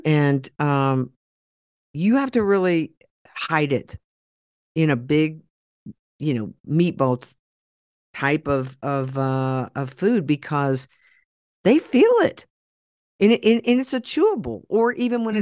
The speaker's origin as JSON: {"language": "English", "region": "Oklahoma", "country": "United States", "said": "I'm from Oklahoma and we used to talk. We do talk like"}